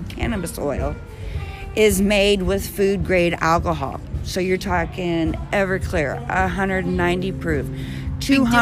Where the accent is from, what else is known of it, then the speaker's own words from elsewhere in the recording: Butler, Missouri, United States; moved away as an adult; also born or lived in Colorado; I'm born and raised in Missouri. I told you guys I'm from born and raised in Butler